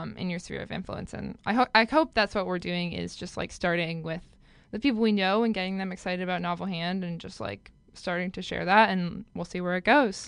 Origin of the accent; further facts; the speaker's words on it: Minnesota, United States; I'm from Minnesota